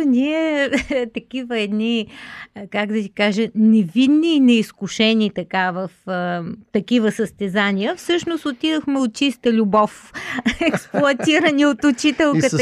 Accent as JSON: {"language": "Bulgarian", "country": "Bulgaria", "said": "да си останем българи"}